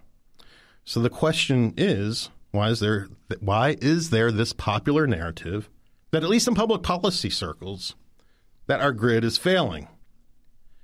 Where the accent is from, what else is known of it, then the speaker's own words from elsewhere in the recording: Mount Savage, Maryland, United States; I'm, by the way, from Mount Savage, Maryland